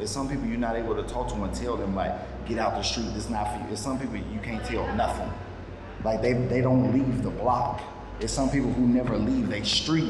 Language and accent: English; Chicago, Illinois, United States; now in Houston, United States; I'm from Chicago, 16th and Comiskey, K-Town, West Side.